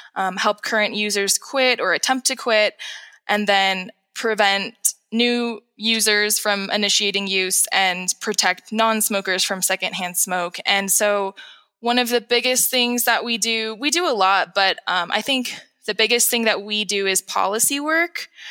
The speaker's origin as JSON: {"language": "English", "town": "San Rafael", "region": "California", "country": "United States", "moved": "as an adult", "lives_now": "Mono County, United States", "said": "I'm from San Rafael, California, which is in between Napa and San Francisco."}